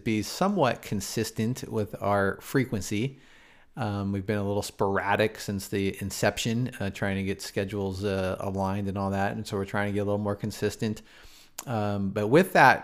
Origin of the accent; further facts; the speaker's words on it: Seattle, Washington, United States; also born or lived in Glendora, California; I moved when I was like 6, though. So, I mean, I've been here a really long time